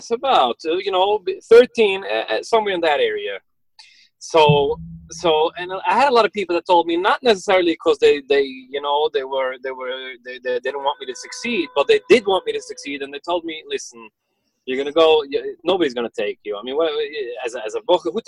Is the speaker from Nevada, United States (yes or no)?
no; New York City, New York, United States; first language Yiddish; English is a second language; I was born and raised in Borough Park. I grew up in Borough Park